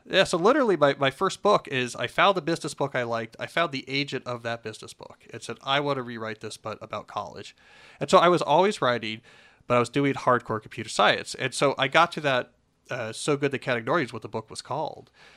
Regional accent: New Jersey, United States; born or raised there; moved away

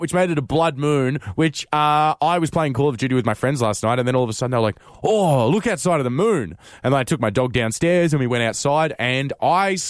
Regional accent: Australia; as an Australian

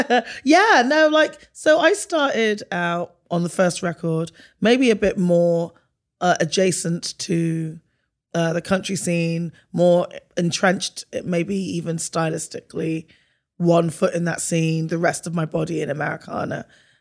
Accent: England, United Kingdom; And I grew up like in a village, and then I went to a city that was diverse, but hella segregated.

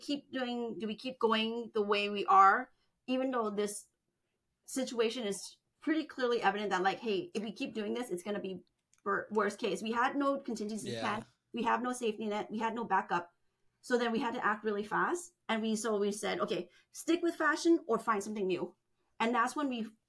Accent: United States; also born or lived in Thailand; we grew up in the United States

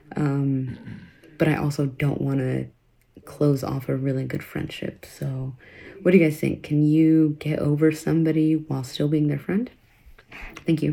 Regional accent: Sacramento, California, United States; I'm from Sacramento

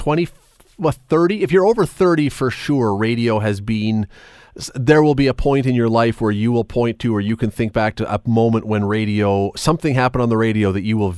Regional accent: Toronto, Ontario, Canada; I grew up in Toronto

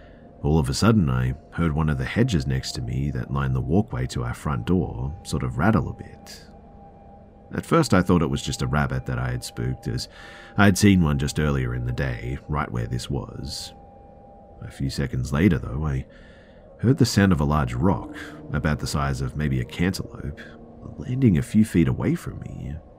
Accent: Oregon, United States; Me, growing up in Oregon, loved the rain, and for the past 10 years we'd lived in Vegas

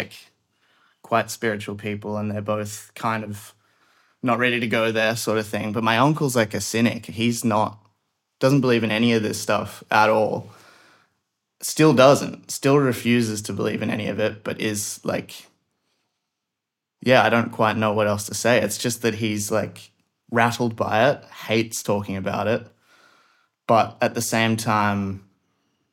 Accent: Sydney, New South Wales, Australia; I'm from Sydney, Australia

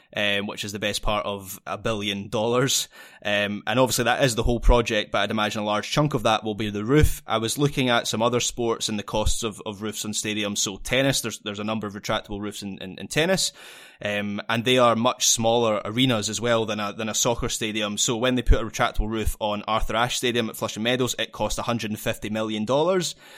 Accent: Scotland, United Kingdom; being a Scottish football fan

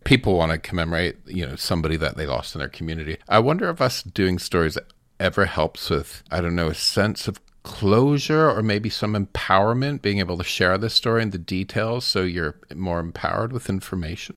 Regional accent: Strathroy, Ontario, Canada; accent: Southwestern Ontario; my hometown of Strathroy, there's a big Portuguese community.

